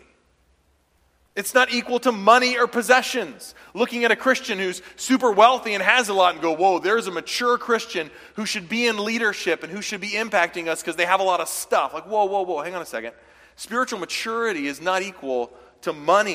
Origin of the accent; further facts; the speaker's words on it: the South, United States; moved away; when I was from the South